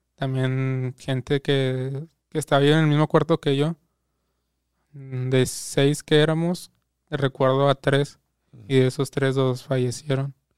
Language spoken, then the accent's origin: Spanish; Guadalupe, Mexico; nací en Guadalupe